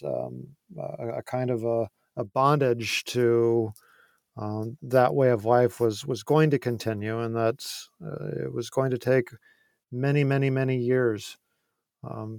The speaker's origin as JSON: {"language": "English", "country": "United States", "said": "I'm not Jamaican, I'm American"}